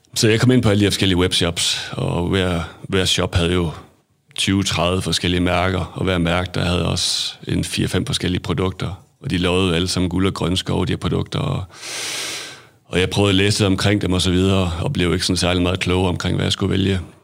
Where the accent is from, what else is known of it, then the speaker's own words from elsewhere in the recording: Hadsund, North Denmark Region, Denmark; also born or lived in England / Aarhus; født og opvokset i Hadsund